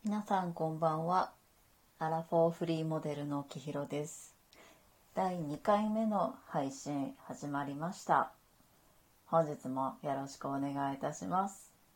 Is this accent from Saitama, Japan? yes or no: yes; Saitama, Japan; also born or lived in Tokyo; 私は、えー、埼玉県出身で生まれも育ちも埼玉です